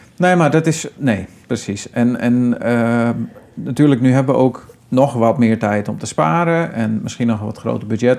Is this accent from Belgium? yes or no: no; Friesland, Netherlands; we komen beide natuurlijk uit Friesland